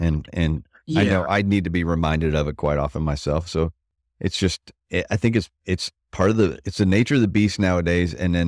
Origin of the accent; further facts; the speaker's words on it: Florida, United States; When I grew up in Florida, that's what allowed us to go neighborhood to neighborhood to neighborhood, you know, because it's so fucking hot in there